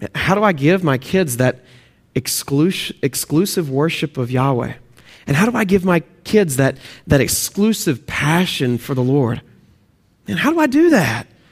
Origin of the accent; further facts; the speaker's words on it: Texas, United States; moved away; also born or lived in Oklahoma; if you can hear my accent, I'm actually from Texas and, uh, Oklahoma, Texas, those areas, and so please forgive my accent